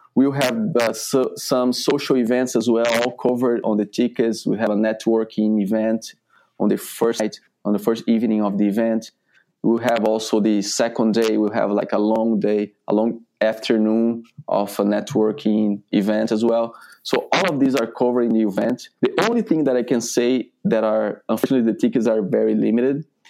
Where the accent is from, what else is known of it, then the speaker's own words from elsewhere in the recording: Brazil; moved away as an adult; now in United States; I'm coming from Brazil